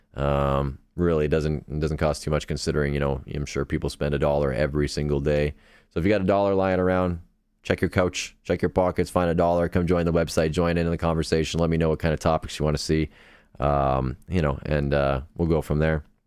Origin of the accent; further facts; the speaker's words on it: Canada; accent: Canadian; I'm Canadian